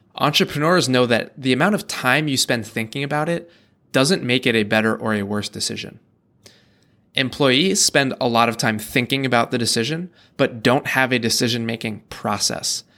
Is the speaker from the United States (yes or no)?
yes; United States; we grew up in the American school system